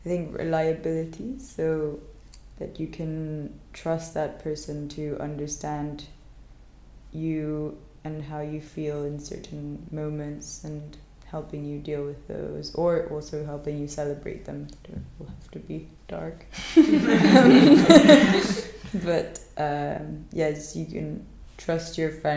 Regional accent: Spain; now in London, United Kingdom; I'm 24 from Spain

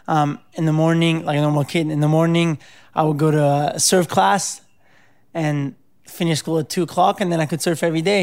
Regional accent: Cerveteri, Lazio, Italy; also born or lived in Rome; I was born in Rome, and I, uh, grew up right outside Rome in a little town called Cerveteri

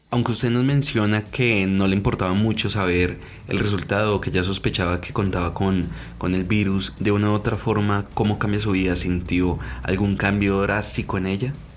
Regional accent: Colombia; Aquí en Colombia, en mi país

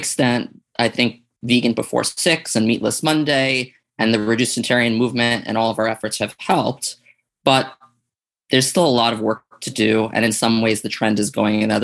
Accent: New York City, New York, United States; I grew up in Staten Island, New York

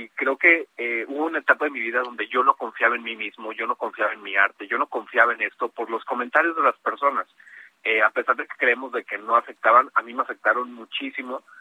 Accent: Mexico; soy el único mexicano participando, entonces orgullosamente representando a México ahí

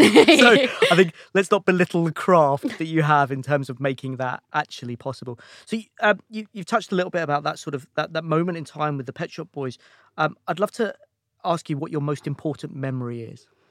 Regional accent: Watford, East of England, United Kingdom; moved away as an adult; also born or lived in London / America; I grew up in, in, in Watford, so just outside London

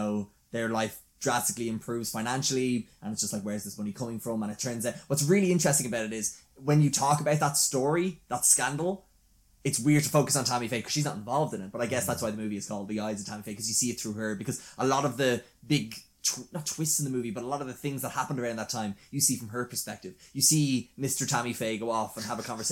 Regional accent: Ireland; we're Irish

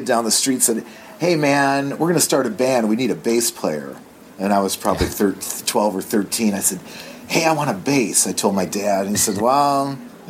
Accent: Detroit, Michigan, United States; growing up in Detroit

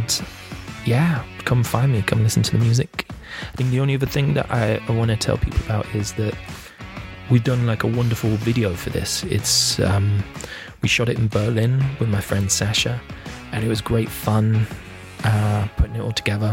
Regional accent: Leeds, Yorkshire and the Humber, United Kingdom; I'm originally from Leeds

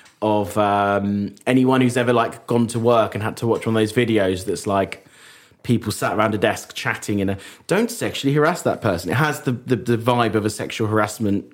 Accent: United Kingdom; we're British

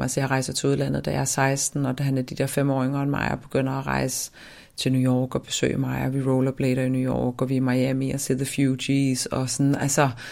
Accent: Svendborg, Southern Denmark, Denmark; also born or lived in Ærø; jeg voksede op i Svendborg, øhm, på Syfyn og på Ærø

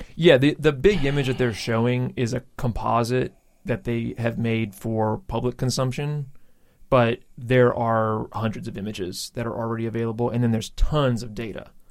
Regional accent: Louisiana, United States; I'm from Louisiana

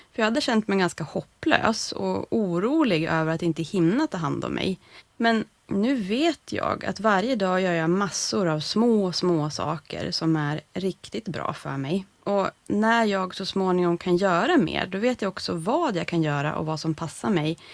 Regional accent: Sweden; den här svenska glesbygden där jag växte upp

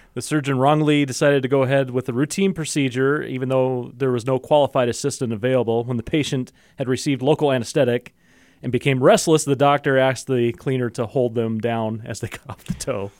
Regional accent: United States; I'm American

